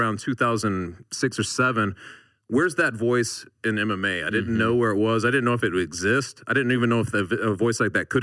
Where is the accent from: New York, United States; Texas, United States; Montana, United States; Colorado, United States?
Colorado, United States; Denver; I grew up in Denver, Colorado.